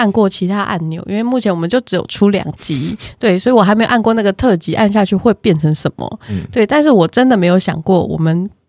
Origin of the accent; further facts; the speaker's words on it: Taipei, Taiwan; 我们家是台北人